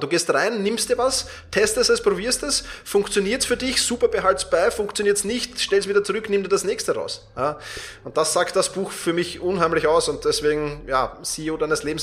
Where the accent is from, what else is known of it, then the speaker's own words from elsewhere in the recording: Vienna, Austria; wir kommen zwar beide aus Wien